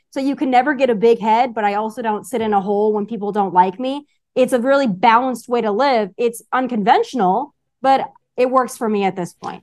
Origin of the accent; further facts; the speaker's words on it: Rapid City, South Dakota, United States; moved away as an adult; also born or lived in Las Vegas, Nevada; I grew up in Rapid City, South Dakota